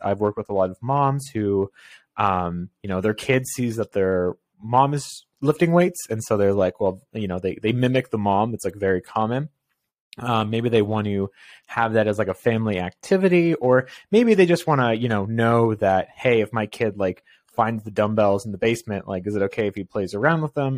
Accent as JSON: {"language": "English", "country": "Canada", "said": "I'm Canadian and it gets cold here."}